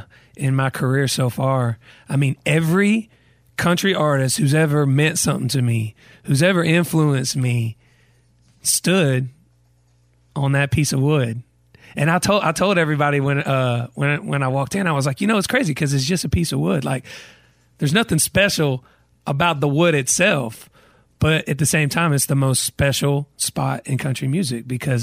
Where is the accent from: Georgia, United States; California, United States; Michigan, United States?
Georgia, United States; Douglasville; Douglasville. So it's about an hour outside of Atlanta. And it's a big reason why my music has the vibe that it has, because I grew up in the country, but I was only an hour from Atlanta.